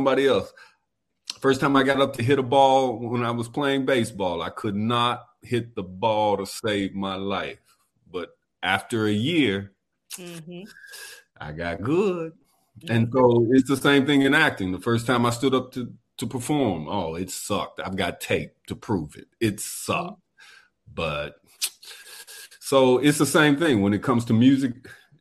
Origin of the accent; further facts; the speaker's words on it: Florence, Alabama, United States; Where I grew up, Florence, Alabama, which is across the bridge from Muscle Shoals, Alabama